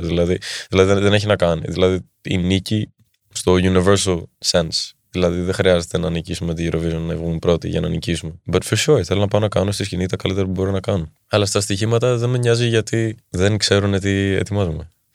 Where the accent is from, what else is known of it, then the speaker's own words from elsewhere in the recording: Athens, Attica, Greece; Εδώ μεγάλωσα όμω και εδώ γεννήθηκα στην Ελλάδα